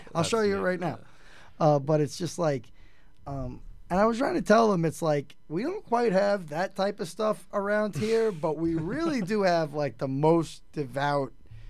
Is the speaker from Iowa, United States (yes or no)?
no; New York City, New York, United States; I grew up in Queens when Kenny Anderson was like one of the top picks of the Nets.